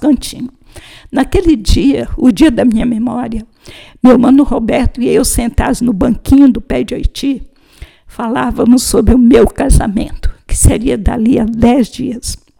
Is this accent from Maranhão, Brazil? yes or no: yes; São Luís, Maranhão, Brazil; a casa da minha família, e identificava o lugar onde morávamos, em São Luís do Maranhão